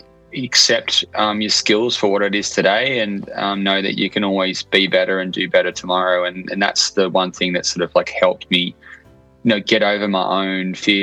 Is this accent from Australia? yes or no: yes; Port Macquarie, New South Wales, Australia; I'm a creative from Port Macquarie, New South Wales.